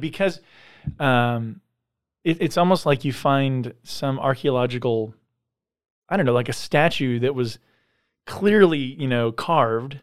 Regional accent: San Diego, California, United States; I grew up in San Diego

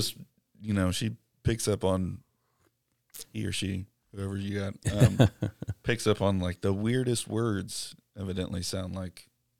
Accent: Texas, United States; accent: East Texas; My East Texas accent evidently is too thick for Siri.

